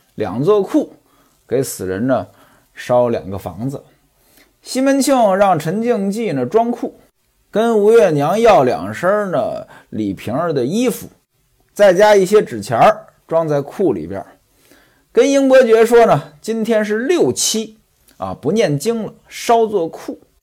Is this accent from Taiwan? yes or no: no; northern China, China; now in southern China; 在我们北方没这讲究，我记得我在北方的时候